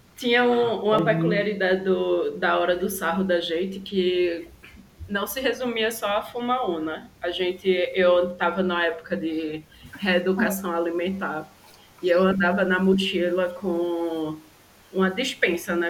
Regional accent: Recife, Pernambuco, Brazil; moved away as an adult; now in Brasília, Brazil; Eu sou de Recife, mas atualmente eu moro em Brasília, já tem um ano e meio. E amo minha cidade, amo minha, minha terra.

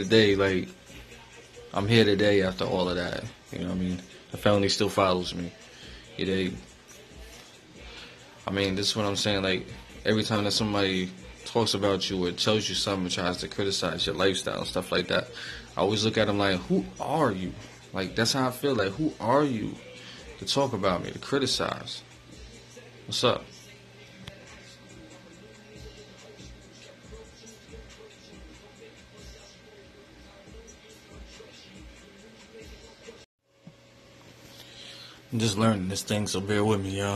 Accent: Albany, New York, United States; also born or lived in Schenectady; From New York, upstate New York, Albany area. I'm really from Albany. I grew up a good kid at first

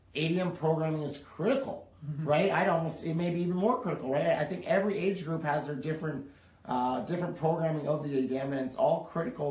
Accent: Canada; moved away; we're both from Canada originally, grew up there

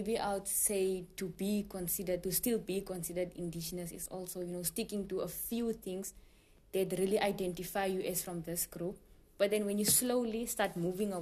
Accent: Namibia; I'm also Shvambu like Enos, but then I'm from a different dialect

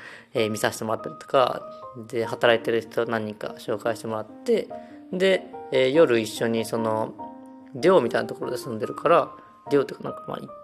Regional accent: Osaka, Japan; now in Tokushima, Japan; 地元に帰ってて

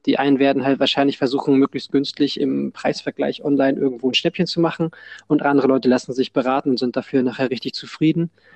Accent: Hamburg, Germany; bei uns in Hamburg sagt man immer

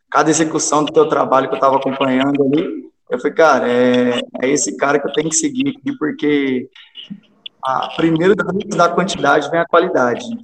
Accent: Estiva, Minas Gerais, Brazil; porém sou natural de Estiva, que é uma cidade menor, próxima aqui de, de Pouso Alegre, dá uns 30 quilômetros.

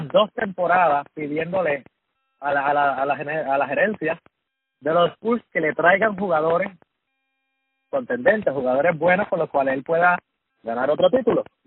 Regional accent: Puerto Rico; yo soy puertorriqueño

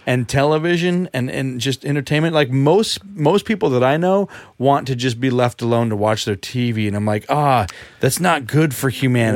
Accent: United States; me speaking as an American

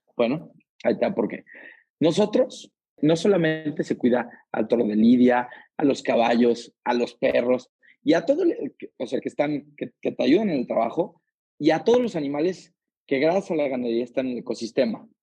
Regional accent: Aguascalientes, Mexico; yo soy de Aguascalientes

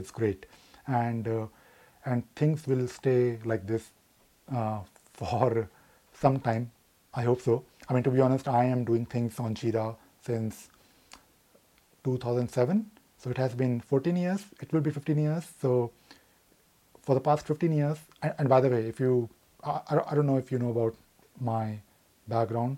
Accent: Delhi, India; I'm from Delhi, but I have traveled India quite a lot

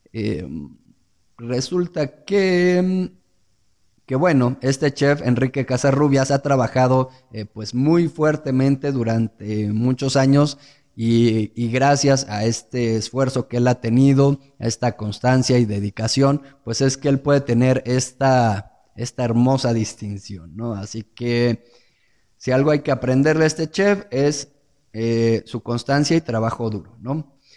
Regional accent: Mexico; aquellos que somos mexicanos

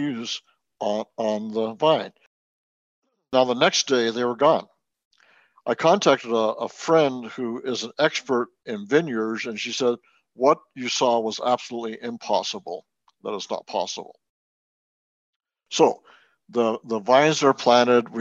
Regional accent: Wellington, New Zealand; moved away; I was born in Wellington, New Zealand

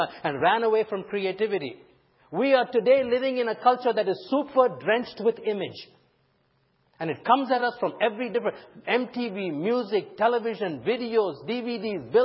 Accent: India; moved away; when I was growing up in India

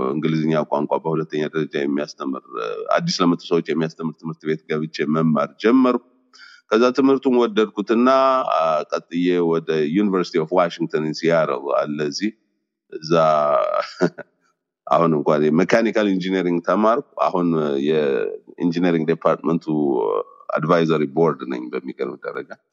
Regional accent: Gondar, Amhara, Ethiopia; moved away as an adult; also born or lived in Dera Anbessame / Sudan; now in United States; እዛው ጎንደር ነው ተወልጅ ያደግኩት

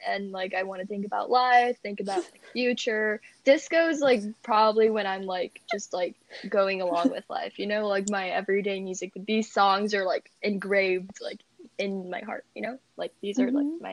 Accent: Fairfax County, Virginia, United States; also born or lived in Vienna, Virginia; I was born in Fairfax County, Virginia, but at the same time we lived in Vienna, Virginia for a bit.

